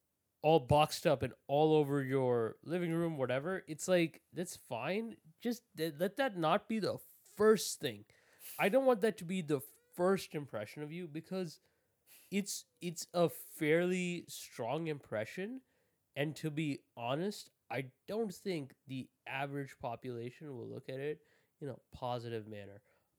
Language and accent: English; India; It was just me being Indian.